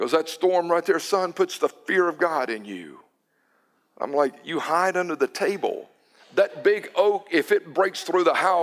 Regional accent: Newton, United States; I was growing up in Newton, my grandparents on the Cash side, they lived on the old mill village

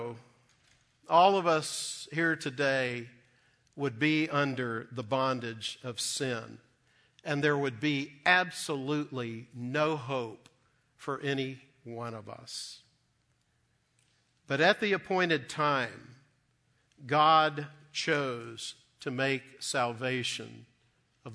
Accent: Dallas, Texas, United States; growing up in Dallas as a young boy

